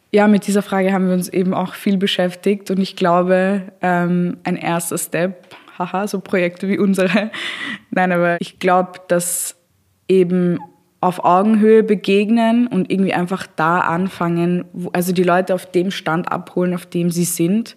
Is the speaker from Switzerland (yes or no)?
no; Austria; bei uns in Österreich